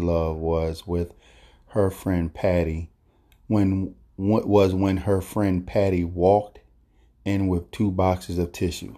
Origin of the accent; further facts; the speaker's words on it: Philadelphia, Pennsylvania, United States; growing up in North Philadelphia in the projects